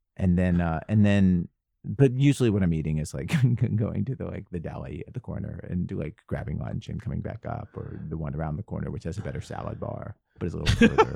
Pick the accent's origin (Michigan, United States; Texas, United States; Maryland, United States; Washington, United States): Maryland, United States; Baltimore; I grew up in Baltimore